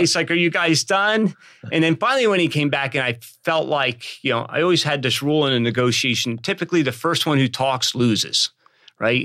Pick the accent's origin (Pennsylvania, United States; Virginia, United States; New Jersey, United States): Pennsylvania, United States; I'm from Pennsylvania.